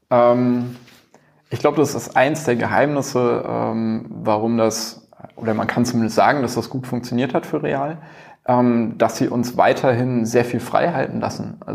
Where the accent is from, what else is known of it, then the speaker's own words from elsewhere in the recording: Frankfurt, Hesse, Germany; moved away as an adult; now in Cologne, Germany; Ich bin aus Frankfurt gekommen. Ähm, die haben gemeint, ja, wir brauchen Leute in Köln, die uns helfen, das Ding irgendwie aufzubauen.